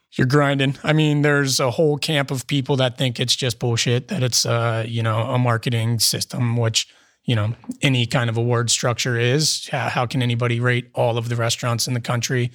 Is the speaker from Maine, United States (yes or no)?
no; Cincinnati, Ohio, United States; moved away as an adult; also born or lived in California; now in Columbus, United States; I'm from Cincinnati.